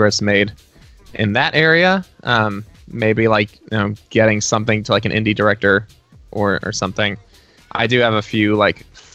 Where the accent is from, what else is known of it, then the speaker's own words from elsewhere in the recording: Dallas-Fort Worth area, Texas, United States; now in Nashville, United States; my hometown, home state in the Dallas-Fort Worth area of Texas